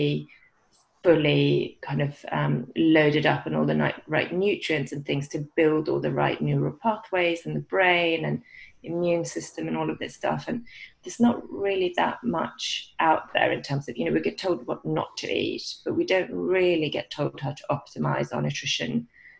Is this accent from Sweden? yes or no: yes; Sweden; moved away as an adult; also born or lived in London, United Kingdom; now in England, United Kingdom; So I'm from Sweden originally. I've lived in England now for about 20 years.